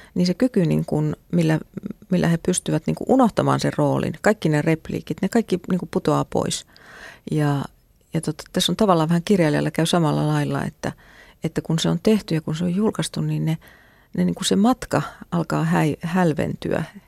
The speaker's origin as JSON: {"language": "Finnish", "town": "Mänttä", "region": "Pirkanmaa", "country": "Finland", "tie": "born or raised there", "said": "mä oon tota, kotosin Mäntästä"}